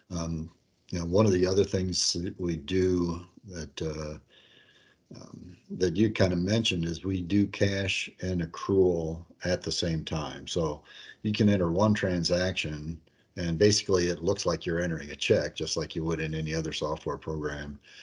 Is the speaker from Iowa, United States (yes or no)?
yes; La Porte City, Iowa, United States; moved away as an adult; also born or lived in New Lenox, Illinois; I grew up in LaPorte City, Iowa, um, about 15 miles south of Waterloo, northeast Iowa